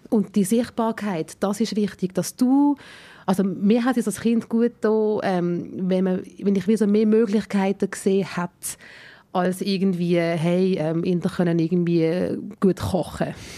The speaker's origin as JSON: {"language": "German", "country": "Switzerland", "said": "meine indische Herkunft mir genauso wichtig ist wie meine Schweizer Herkunft"}